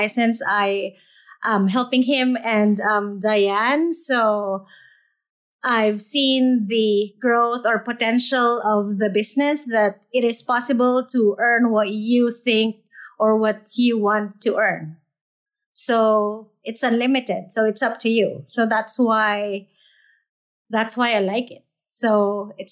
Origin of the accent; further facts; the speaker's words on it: Philippines; moved away as an adult; now in United States; I'm an immigrant from the Philippines. I came here 2015 to just get a new life in the U.S. with my husband